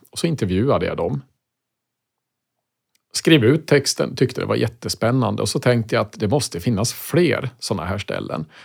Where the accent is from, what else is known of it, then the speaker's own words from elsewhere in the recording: Västmanland, Sweden; Och allt började naturligtvis hemma i Västmanland. Eh, varje morgon när jag var liten så åkte jag skolbuss och från fönstret på bussen så kunde jag då se ett gammalt hus stå i vägkanten.